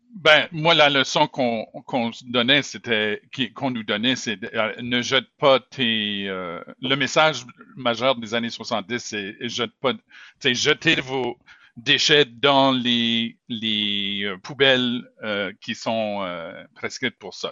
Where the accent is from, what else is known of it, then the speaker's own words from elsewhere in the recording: Moncton, New Brunswick, Canada; also born or lived in Montreal; now in Saint John, Canada; quand j'étais enfant, j'ai grandi à Moncton